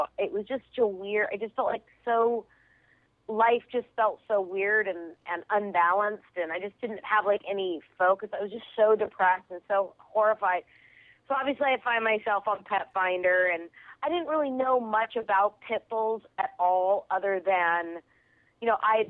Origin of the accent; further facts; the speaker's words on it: Kent, Washington, United States; also born or lived in Chicago, United States; now in Los Angeles, United States; I'm from outside of Seattle, a little town called Kent